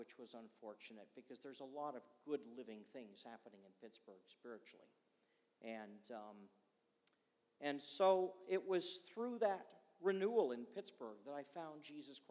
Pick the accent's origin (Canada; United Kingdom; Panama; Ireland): Canada; Montreal, Quebec; I was born in Montreal, Canada